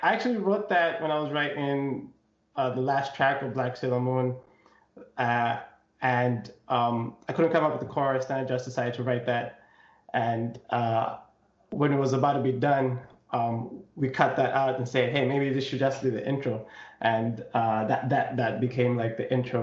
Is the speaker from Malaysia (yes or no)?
no; Zambia; I come from Zambia, and I'm half. I'm from a half Chewa, half Tumbuka tribe.